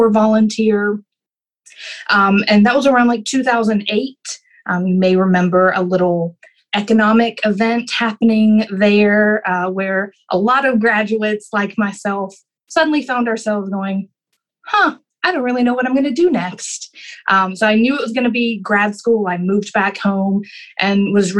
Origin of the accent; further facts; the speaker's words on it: Carthage, Tennessee, United States; I grew up in a really small town in rural middle Tennessee, Smith County, Carthage, Tennessee